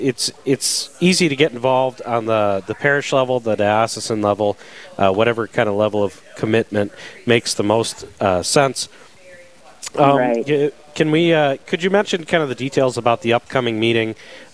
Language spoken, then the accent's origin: English; Michigan, United States; moved away; where I grew up in Michigan